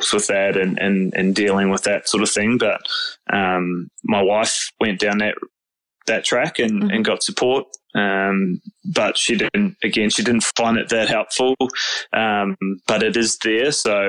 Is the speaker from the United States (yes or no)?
no; New Zealand; moved away; I'm originally from New Zealand, so all my cousins and stuff are over there